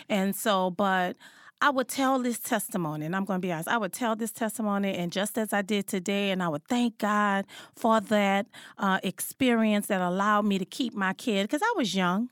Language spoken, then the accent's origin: English; New Orleans, Louisiana, United States; I was born and raised in New Orleans, Louisiana